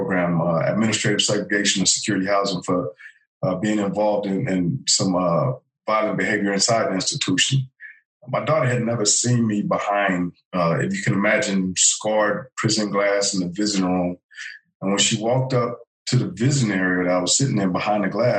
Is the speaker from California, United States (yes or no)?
yes; Los Angeles, California, United States; I was a teenager growing up in South L.A.